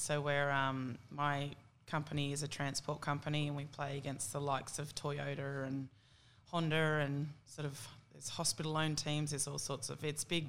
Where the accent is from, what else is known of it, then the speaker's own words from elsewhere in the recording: Tamworth, New South Wales, Australia; Yeah, no, I think Tamworth was a great town to grow up